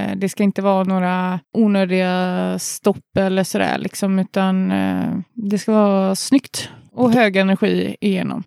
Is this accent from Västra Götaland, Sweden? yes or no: yes; Uddevalla, Västra Götaland, Sweden; jag och Jonny är från Uddevalla